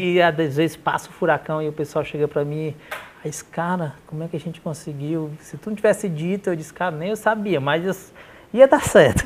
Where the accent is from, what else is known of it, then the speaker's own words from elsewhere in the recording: Manaus, Amazonas, Brazil; moved away; Morava em Manaus, eu nasci em Manaus